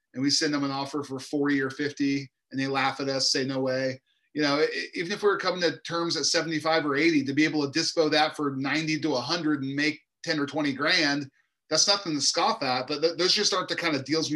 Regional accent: Indianapolis, Indiana, United States; moved away as an adult; now in California, United States; I'm from Indianapolis originally, born and raised, even though I've been out in California for almost 20 years now

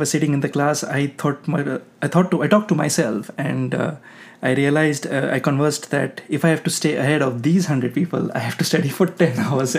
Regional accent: eastern India, India; English is a second language; my hometown is in eastern part of India

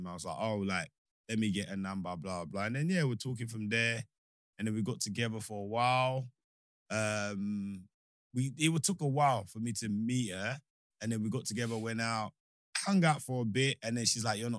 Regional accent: Nigeria; moved away; I grew up in Nigeria.

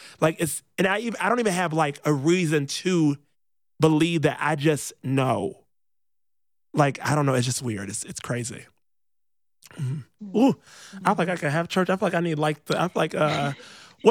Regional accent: Rockford, Illinois, United States; moved away; I grew up in Rockford, Illinois

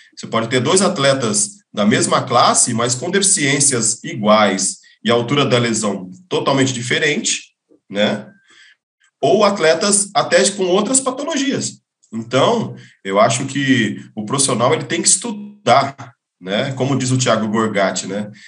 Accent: Novo Horizonte, São Paulo, Brazil; eu venho de Novo Horizonte, interior de São Paulo

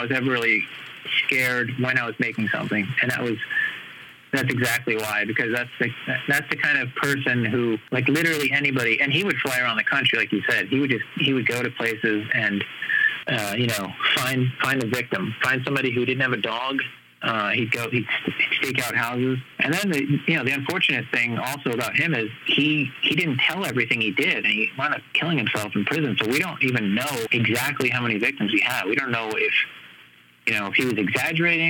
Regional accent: New York, United States; now in Los Angeles, United States; growing up in New York

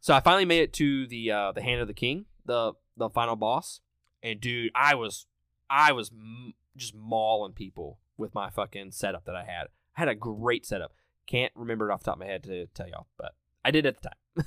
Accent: Mississippi, United States; I'm from Mississippi

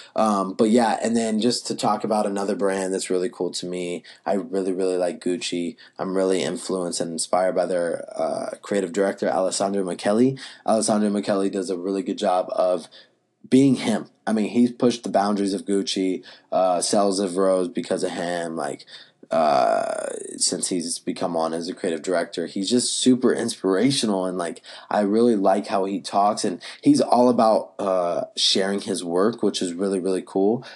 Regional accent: Asheboro, North Carolina, United States; moved away; also born or lived in Wilmington, North Carolina; I actually grew up in Ashboro, North Carolina

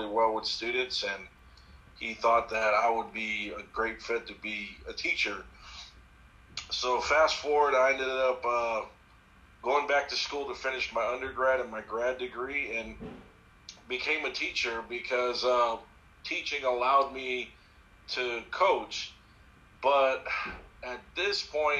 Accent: Hawaii, United States; I was born and raised in Hawaii

